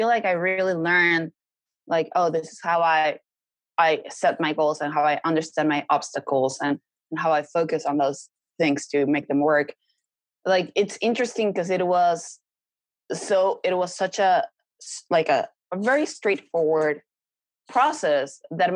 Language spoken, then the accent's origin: English; Mexico; moved away as an adult; now in Los Angeles, United States; I had to go back to Mexico. I set myself back months because I had to go back to my home country